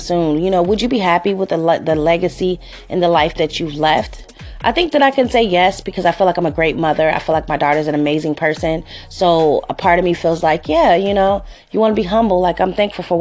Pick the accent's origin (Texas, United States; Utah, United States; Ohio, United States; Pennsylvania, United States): Ohio, United States; Cincinnati; moved away as an adult; also born or lived in Los Angeles, California; I'm from Cincinnati, Ohio, born and raised here